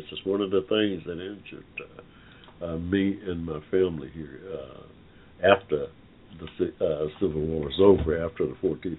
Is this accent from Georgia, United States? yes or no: yes; Georgia, United States; right here in Georgia, my home state